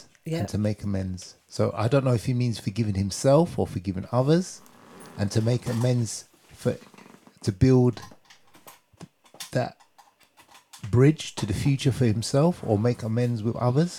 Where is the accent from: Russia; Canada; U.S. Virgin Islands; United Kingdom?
United Kingdom; And we're British.